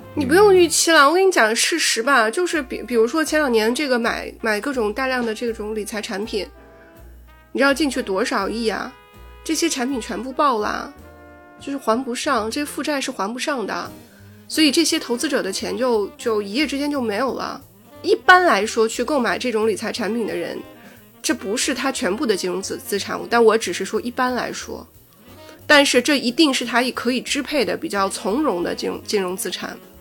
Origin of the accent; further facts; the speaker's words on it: China; 我们中国人